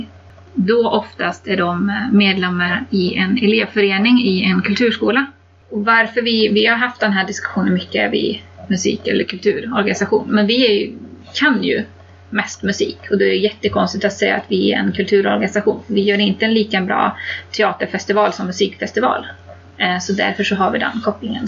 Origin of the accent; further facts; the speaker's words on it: Kil, Värmland, Sweden; där jag är ifrån, från Värmland i Kil